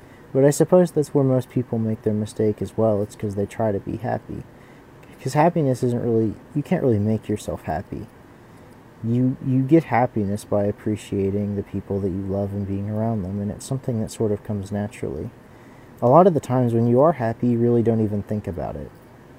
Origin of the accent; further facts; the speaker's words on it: Tennessee, United States; I'm from Tennessee.